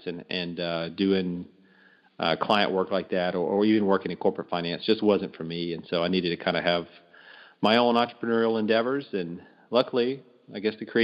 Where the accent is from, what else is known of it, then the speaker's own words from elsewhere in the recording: Louisiana, United States; moved away as an adult; also born or lived in Texas; I'm from Louisiana originally, ended up in Texas doing some corporate work after college